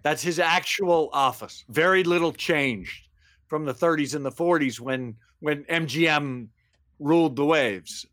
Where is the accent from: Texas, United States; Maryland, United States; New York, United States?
Maryland, United States; Baltimore; moved away as an adult; also born or lived in San Fernando Valley; the phrase I heard most growing up in Baltimore was from my mother don't play ball in the house.